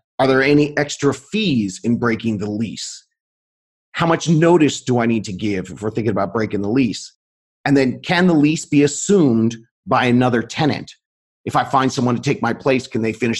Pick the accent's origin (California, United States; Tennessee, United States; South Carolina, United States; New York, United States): California, United States; Long Beach; out here in Southern California, we sell homes near the area where I grew up in Long Beach